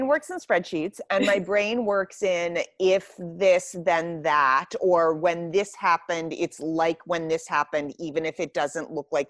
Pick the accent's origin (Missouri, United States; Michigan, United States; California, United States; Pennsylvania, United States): Pennsylvania, United States; Pittsburgh; now in Lancaster, United States; I would love to move back to Pittsburgh.